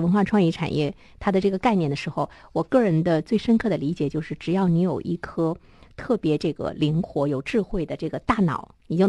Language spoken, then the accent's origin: Chinese; Dalian, Liaoning, China; 在这样的年末，我们大连人除了你去花钱购物，除了去逛街景儿，怎么样走进更多的文化的场所？